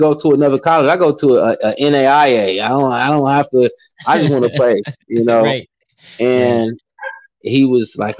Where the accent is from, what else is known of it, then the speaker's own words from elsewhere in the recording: California, United States; moved away as an adult; I come from California